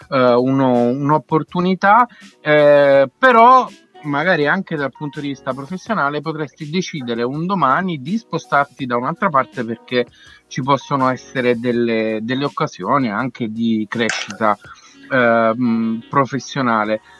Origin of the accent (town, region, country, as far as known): Abruzzo, Italy